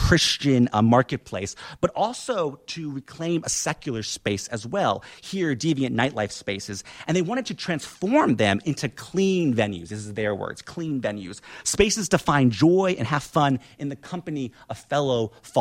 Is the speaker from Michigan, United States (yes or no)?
no; Indiana, United States; my hometown of Indiana, in Indiana